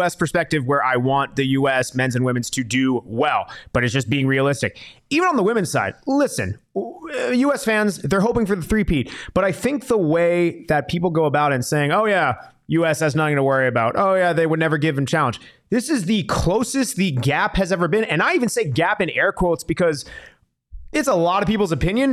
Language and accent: English; United States; myself as American